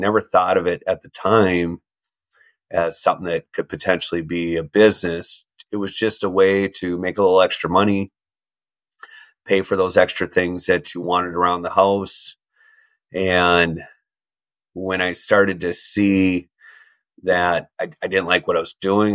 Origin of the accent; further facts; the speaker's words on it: Minnesota, United States; growing up in Minnesota, the word no doesn't exist